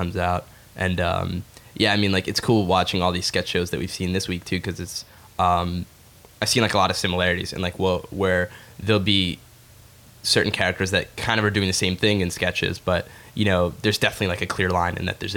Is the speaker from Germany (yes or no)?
no; Egypt; I'm from Egypt. I'm Arab